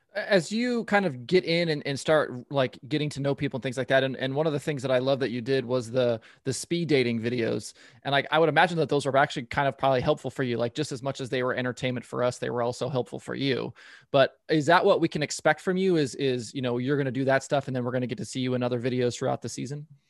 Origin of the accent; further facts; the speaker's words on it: Portland, Oregon, United States; I'm from Southern Oregon, but ba-, basically grew up in Portland